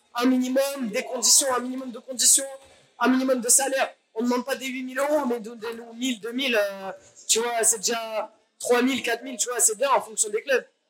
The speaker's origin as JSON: {"language": "French", "town": "Paris", "region": "Île-de-France", "country": "France", "said": "je suis parisienne"}